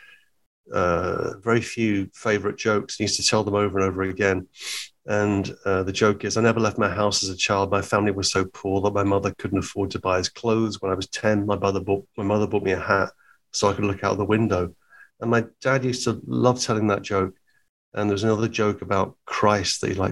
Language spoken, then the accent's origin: English; Hertfordshire, East of England, United Kingdom; also born or lived in Liverpool; I was born in Hertfordshire in England, about 30 miles north of London